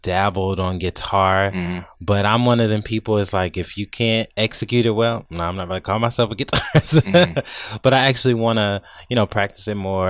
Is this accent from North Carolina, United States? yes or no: yes; Charlotte, North Carolina, United States; now in Atlanta, United States; I'm originally from Charlotte, North Carolina